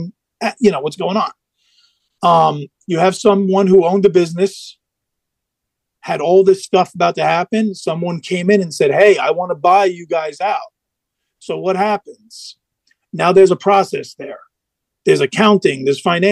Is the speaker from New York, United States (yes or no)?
yes; New York City, New York, United States; I'm in New York. I was born in the Bronx.